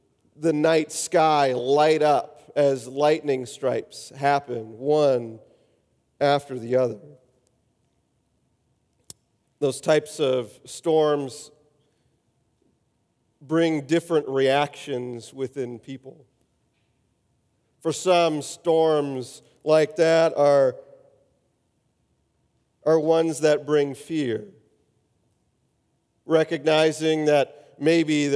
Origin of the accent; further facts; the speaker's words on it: Wisconsin, United States; Growing up in Wisconsin